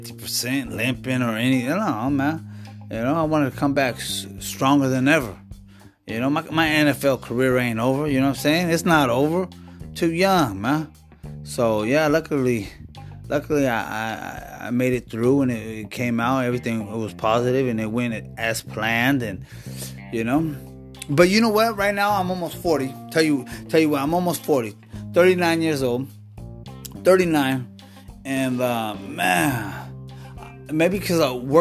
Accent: Washington, United States; moved away as an adult; also born or lived in Alaska; now in California, United States; Born and raised in Washington

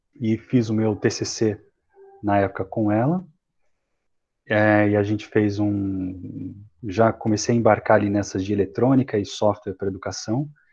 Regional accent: Mogi das Cruzes, São Paulo, Brazil; sou aqui de São Paulo, nascido em Mogi das Cruzes, que é aqui na Grande São Paulo

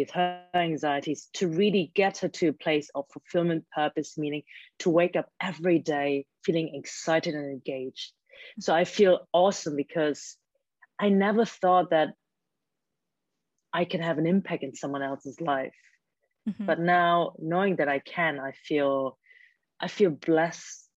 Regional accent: Germany; first language German; English is a second language; now in Hong Kong; I grew up in a Chinese household, but I was born and raised in Germany by Hong Kong Chinese parents

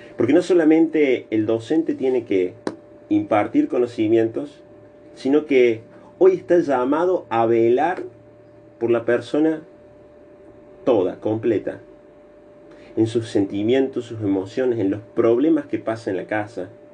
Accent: Argentina; nosotros como argentinos

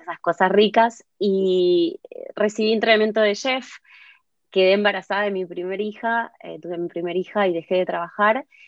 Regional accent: Martínez, Buenos Aires Province, Argentina; moved away as an adult; now in London, United Kingdom; Hace 21 años que vivo en Londres. Em, nací en Buenos Aires, en Martínez.

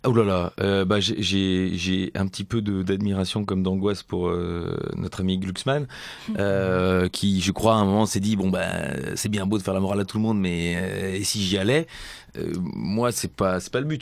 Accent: Belgium

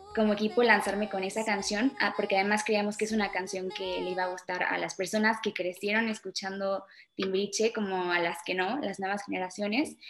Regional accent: Chile; also born or lived in Mexico / England; now in Mexico City, Mexico; nos fuimos con ella en el 2010 a Chile, entonces, y bueno, ahí siempre crecí

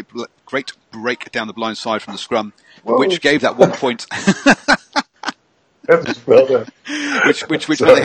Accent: England, United Kingdom; now in New Zealand; I'm English

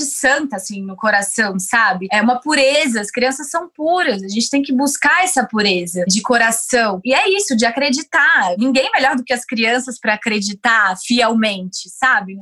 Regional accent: Brasília, Federal District, Brazil; moved away as an adult; also born or lived in Tokyo; now in São Paulo, Brazil; Com dezenove anos eu comecei a ser modelo e eu saí sozinha de Brasília pra vir pra São Paulo, comecei a morar aqui sozinha

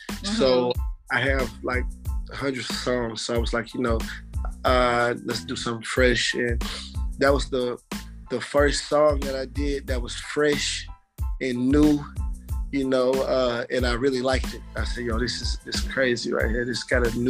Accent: Little Rock, Arkansas, United States; moved away; I'm from Little Rock, Arkansas

